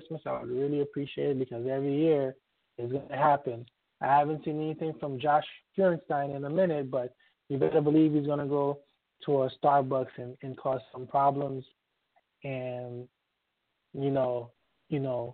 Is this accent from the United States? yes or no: yes; Miami, Florida, United States; moved away; I miss South Florida. I was raised in the Miami area